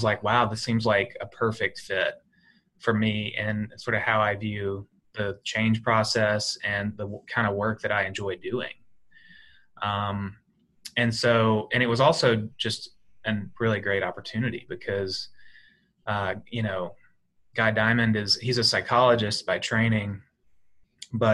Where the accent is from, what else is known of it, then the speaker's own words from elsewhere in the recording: Alabama, United States; moved away as an adult; also born or lived in West Texas; now in Philadelphia, United States; I grew up in Alabama and then I lived in West Texas for 2 years.